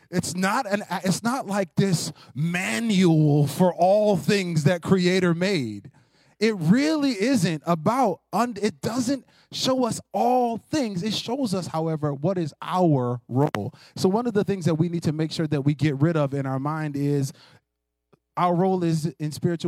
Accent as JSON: {"language": "English", "country": "United States", "said": "American Christians who like competition"}